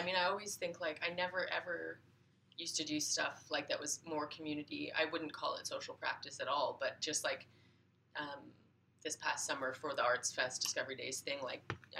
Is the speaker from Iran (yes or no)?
no; Yukon, Canada; born or raised there; also born or lived in Montreal